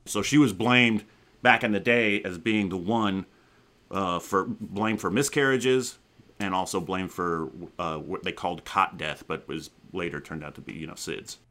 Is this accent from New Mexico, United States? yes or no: no; Arizona, United States; now in California, United States; I grew up out in Arizona